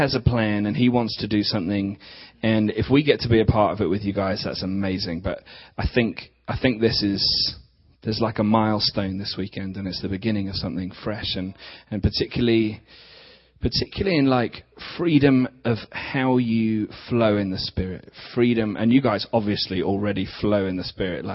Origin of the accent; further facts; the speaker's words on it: England, United Kingdom; accent: English; We're from England, so you're going to have to put up with some English accents